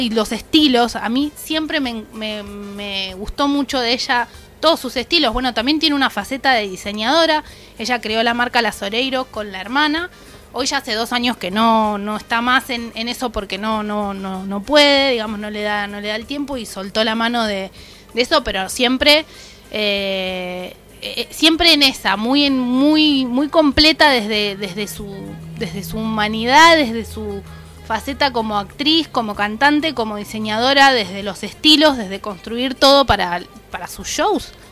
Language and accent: Spanish; Argentina; castellano estilo argentino